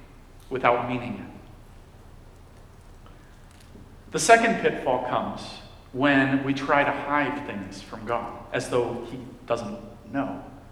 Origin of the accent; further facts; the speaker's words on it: Dominican Republic; When I was a kid, I grew up in the Dominican Republic.